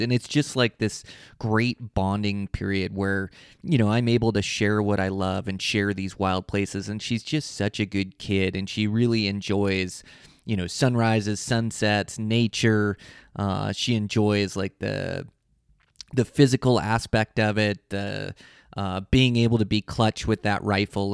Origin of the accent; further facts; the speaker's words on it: Western Washington, United States; now in Montana, United States; I come from Western Washington hunting blacktails